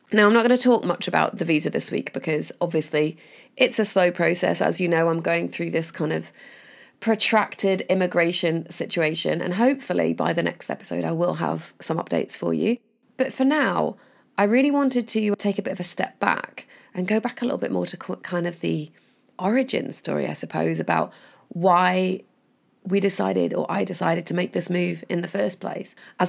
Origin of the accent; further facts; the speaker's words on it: Chorley, North West England, United Kingdom; I'm originally from Chorley, which is also here in the Northwest. Shout out to any listeners in Chorley.